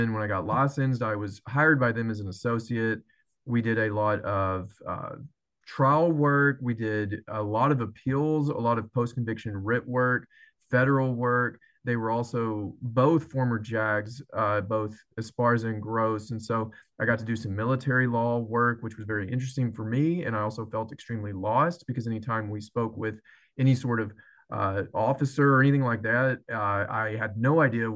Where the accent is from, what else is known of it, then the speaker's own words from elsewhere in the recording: Athens, Texas, United States; also born or lived in Tyler, Texas / Austin, Texas; where I'm from Athens, Texas